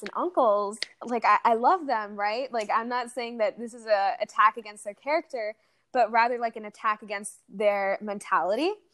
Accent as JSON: {"language": "English", "country": "United States", "tie": "born or raised there", "also_born_or_lived": "Saudi Arabia", "said": "I came to the States when I was around eight years old"}